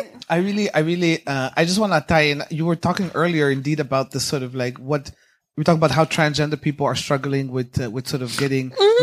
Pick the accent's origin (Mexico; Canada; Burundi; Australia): Burundi; now in The Hague, Netherlands; I'm originally from Burundi. I live in The Hague